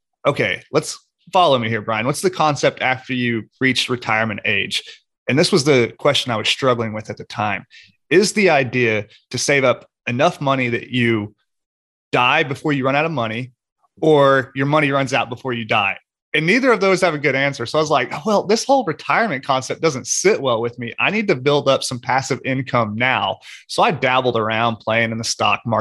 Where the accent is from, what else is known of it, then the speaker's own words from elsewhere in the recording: Oklahoma, United States; moved away as an adult; also born or lived in Houston, Texas; I was born and raised in Oklahoma, kind of a lower to middle class upbringing